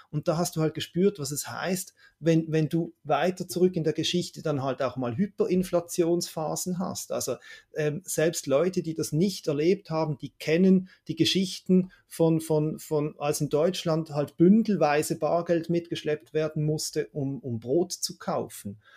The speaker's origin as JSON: {"language": "German", "country": "Switzerland", "tie": "born or raised there", "said": "Also meine erste erste Erinnerung oder letzte Erinnerung an Teuerung hier in der Schweiz ist, wenn ich als Kind am Kiosk das Mickey Mouse gekauft, gekauft habe"}